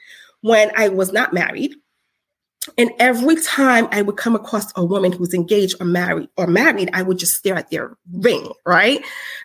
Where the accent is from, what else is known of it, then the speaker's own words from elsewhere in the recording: Haiti; I'm Haitian